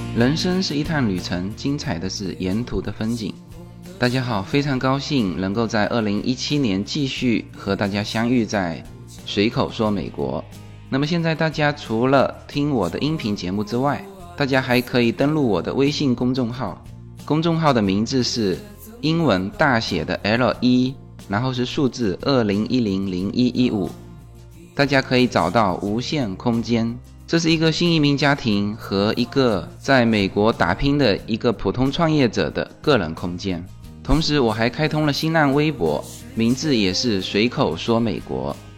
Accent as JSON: {"language": "Chinese", "town": "Fuzhou", "region": "Fujian", "country": "China", "said": "我们福州话，福州话是古汉语啊"}